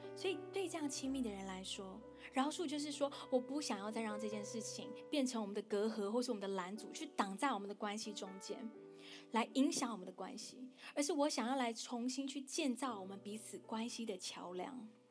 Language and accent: Chinese; Taiwan; 跟我一样在台湾长大